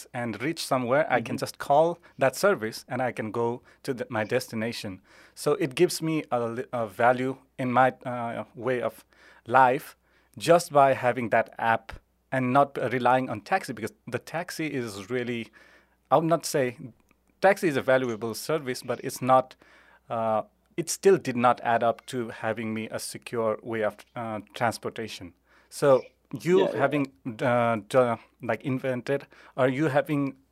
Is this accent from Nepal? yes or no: yes; Kathmandu, Bagmati, Nepal; moved away as an adult; I grew up in Nepal until I finished my high school.